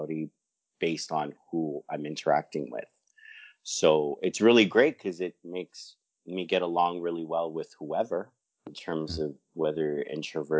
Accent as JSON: {"language": "English", "town": "Toronto", "region": "Ontario", "country": "Canada", "tie": "born or raised there", "said": "born and raised in Toronto"}